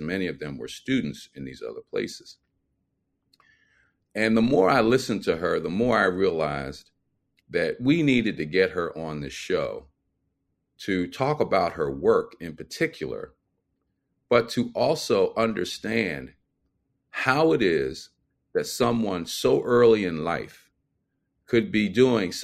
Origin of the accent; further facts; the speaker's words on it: Philadelphia, Pennsylvania, United States; moved away; being a Philadelphian myself, or at least from Philadelphia. I don't live in Philadelphia anymore